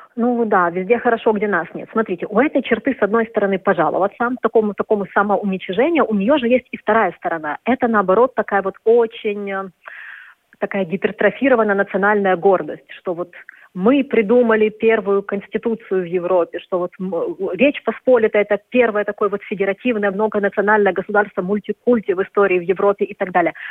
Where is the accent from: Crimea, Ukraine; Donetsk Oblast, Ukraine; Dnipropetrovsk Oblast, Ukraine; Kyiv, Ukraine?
Kyiv, Ukraine; moved away as an adult; now in Warsaw, Poland; я киевлянка, это как-то, особенно вот в Киеве моего детства